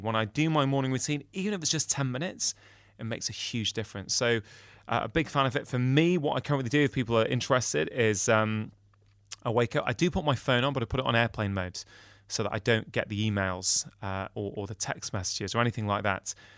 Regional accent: United Kingdom; I'm a Brit

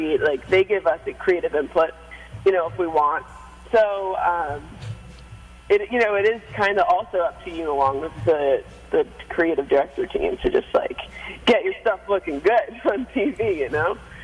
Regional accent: New York City, New York, United States; also born or lived in Albany, New York; Yeah, so I was born and raised here on Staten Island.

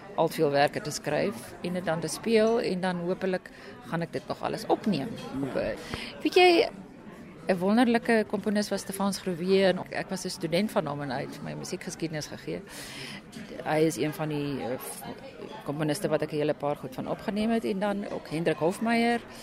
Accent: Pretoria, Gauteng, South Africa; Ek is 'n Pretoriaaner. So ek is daar gebore en toe was ek in die kunstballet en musiekskool wat nou deesdae Pro Arte genoem word.

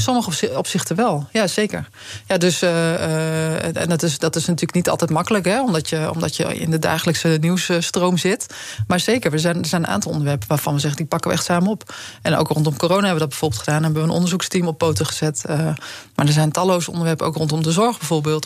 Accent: Friesland, Netherlands; Ik kom zelf uit Friesland

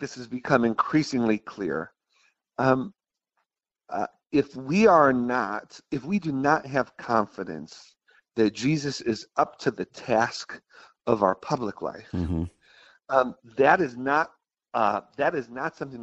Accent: Buffalo, New York, United States; I grew up in Buffalo, New York

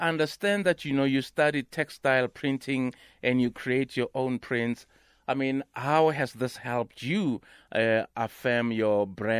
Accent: Soweto, Gauteng, South Africa; I'm from Pimville.

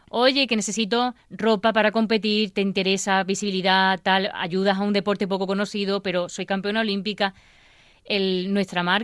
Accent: Baena, Andalusia, Spain; born or raised there; now in Granada, Spain

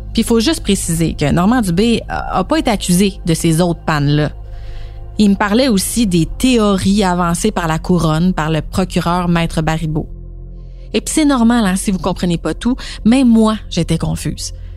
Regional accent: Saint-Jérôme, Quebec, Canada; je suis natif de Saint-Jérôme

